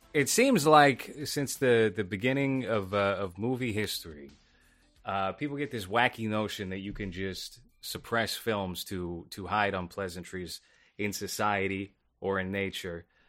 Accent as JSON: {"language": "English", "town": "Boston", "region": "Massachusetts", "country": "United States", "tie": "born or raised there", "said": "my hometown of Boston"}